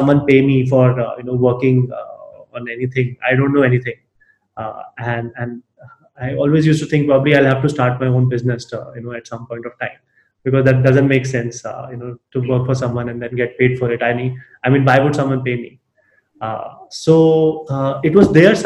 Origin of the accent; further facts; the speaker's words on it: Alwar, Rajasthan, India; growing up in Alwar.